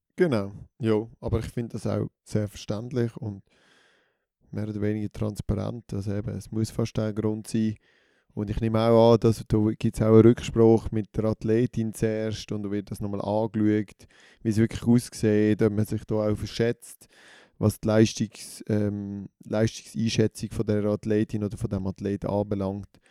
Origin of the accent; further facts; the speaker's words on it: Switzerland; uns Schweizerinnen und Schweizer